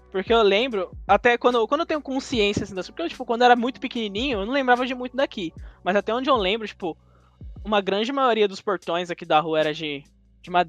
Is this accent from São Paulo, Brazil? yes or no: yes; São Paulo, Brazil; eu, nas, eu já nasci aqui. falou. Tipo, no nosso, nosso bairro. Eu até nasci aqui no, no hospital Grajaú, aqui, do, pertinho aqui, do lado.